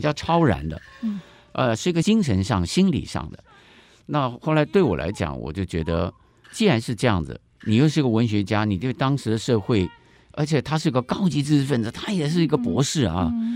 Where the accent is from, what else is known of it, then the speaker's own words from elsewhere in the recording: Taiwan; 我们在台湾长大